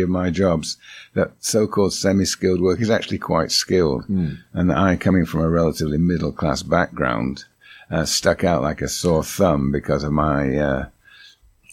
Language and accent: English; Zambia; moved away as an adult; also born or lived in Chicago; I was brought up in Zambia